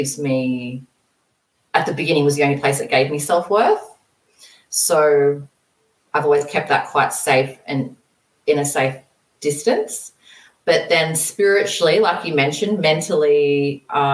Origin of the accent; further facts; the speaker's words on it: Australia; moved away as an adult; also born or lived in Brisbane; I ended up moving to Brisbane, which is about 10 hours away from my hometown